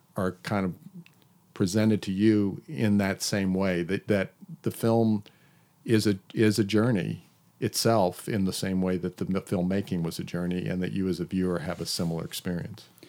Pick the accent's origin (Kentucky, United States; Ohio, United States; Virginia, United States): Virginia, United States; Hampton; moved away; my hometown in Hampton, Virginia